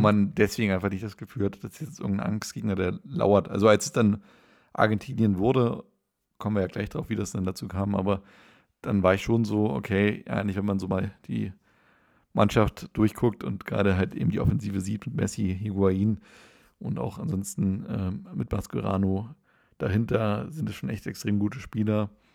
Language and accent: German; Schweinitz, Saxony-Anhalt, Germany; in meinem Heimatort in Schweinitz